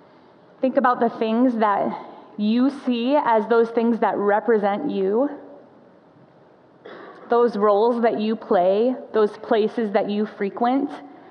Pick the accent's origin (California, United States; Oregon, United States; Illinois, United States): Illinois, United States; Chicago; moved away as an adult; also born or lived in Minnesota; I'm from Chicago